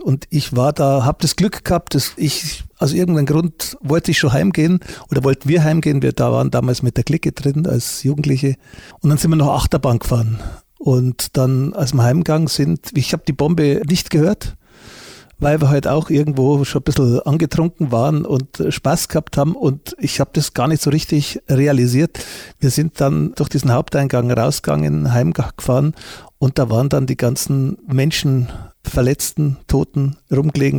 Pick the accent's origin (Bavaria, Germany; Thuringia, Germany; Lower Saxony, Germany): Bavaria, Germany; Munich; obwohl ich Münchner bin und mich auch für einen Bayern halte